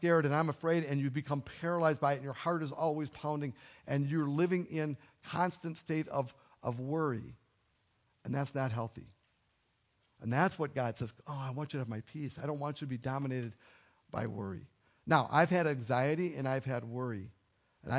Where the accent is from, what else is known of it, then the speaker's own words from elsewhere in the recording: United States; I'm an American